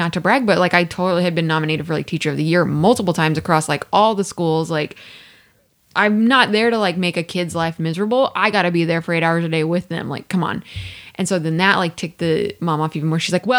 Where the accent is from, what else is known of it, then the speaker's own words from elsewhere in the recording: Midwest, United States; I'm from the Midwest. I know y'all be working 213 and out.